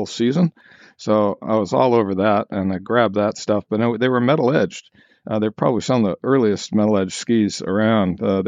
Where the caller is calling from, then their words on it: Wanaka, Otago, New Zealand; I am in Wanaka, New Zealand.